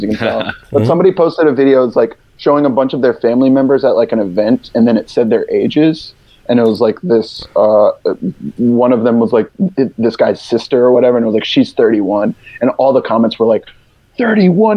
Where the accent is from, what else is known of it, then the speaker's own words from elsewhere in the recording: Virginia, United States; now in New York, United States; my hometown in Virginia